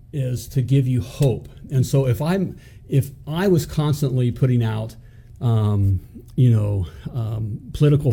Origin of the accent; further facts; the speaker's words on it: United States; as an American